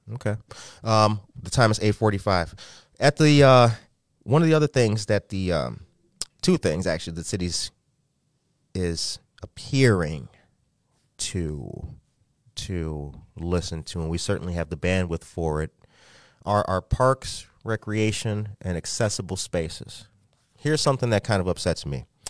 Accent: Aurora, Illinois, United States; I'm from Aurora

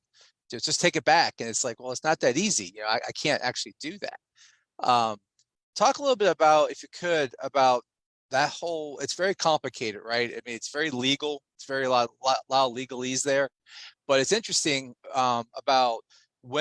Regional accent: Virginia, United States; I'm from Virginia

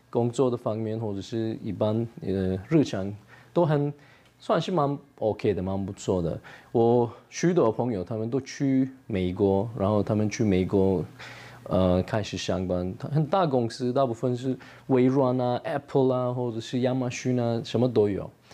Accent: Turkey; Chinese is a second language; moved away as an adult; now in Taichung, Taiwan; 我是来自土耳其

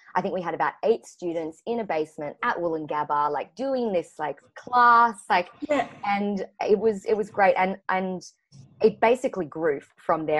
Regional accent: Brisbane, Queensland, Australia; now in Sydney, Australia; I'm currently in Sydney now, but I haven't um, I haven't always grown up in Sydney. So I'm from Brisbane, Queensland

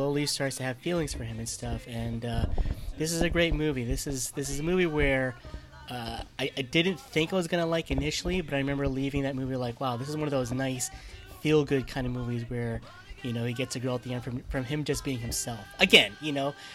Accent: New Jersey, United States; I was from North Jersey.

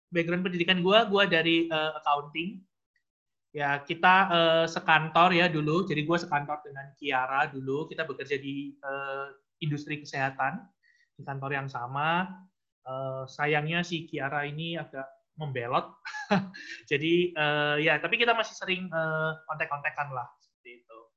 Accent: Surabaya, East Java, Indonesia; accent: medok; now in Jakarta, Indonesia; Uh, halo teammates, uh … um, suara gue mungkin agak medok masih ya. gue udah 8 tahun by the way di Jakarta ini. Gue kerja di Jakarta dari 2012. Uh, gue dari Surabaya.

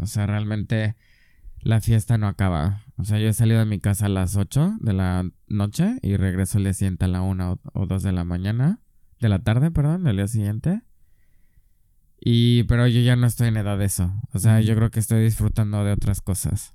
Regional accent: San Miguel de Allende, Guanajuato, Mexico; moved away as an adult; also born or lived in Mexico City, Mexico / Erfurt, Germany; now in Berlin, Germany; soy de San Miguel de Allende

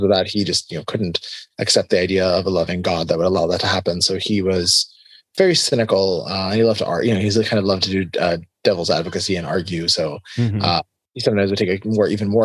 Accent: South Florida, United States; also born or lived in Tel Aviv, Israel; We moved to the U.S. when I was pretty young. I was 3 and a half when we moved to Florida, and I grew up in Florida, in South Florida

